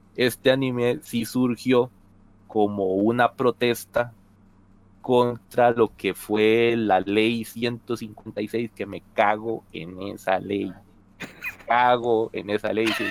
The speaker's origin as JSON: {"language": "Spanish", "country": "Costa Rica", "said": "no es que en Costa Rica no lo tengamos"}